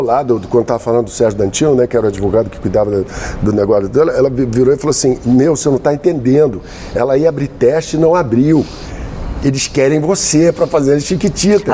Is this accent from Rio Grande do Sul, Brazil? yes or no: no; Mogi das Cruzes, São Paulo, Brazil; eu fui criado, eu sou de Mogi das Cruzes